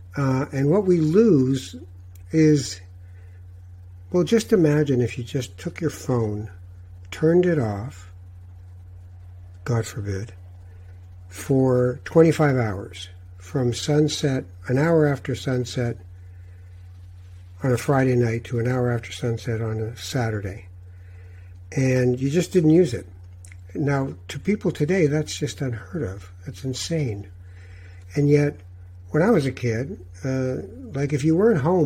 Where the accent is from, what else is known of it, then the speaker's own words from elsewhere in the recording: Tangier, Tanger-Tetouan-Al Hoceima, Morocco; moved away; I'm a Moroccan from Tangiers. I was born there.